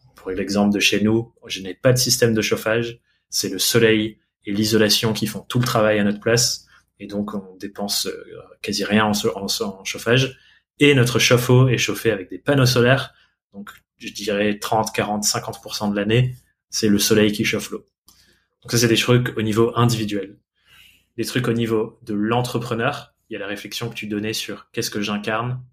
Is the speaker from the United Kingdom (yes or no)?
yes; England, United Kingdom; French is a second language; now in France; je suis anglais